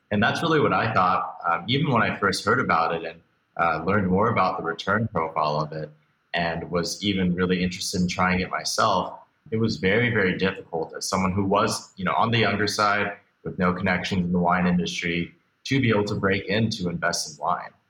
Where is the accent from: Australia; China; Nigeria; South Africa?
China; Beijing; also born or lived in Hong Kong; now in United States; I was born here in the States, but actually moved around a lot as a kid. Grew up mostly outside of the United States, spending some time in Beijing, Hong Kong, a few other places before I moved back here